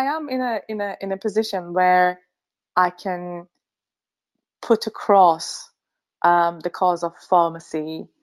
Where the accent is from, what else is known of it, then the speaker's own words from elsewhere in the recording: Finland; moved away as an adult; also born or lived in Sweden / Newcastle, United Kingdom; now in St Albans, United Kingdom; I am originally from Finland and I studied pharmacy in Sweden at Uppsala University.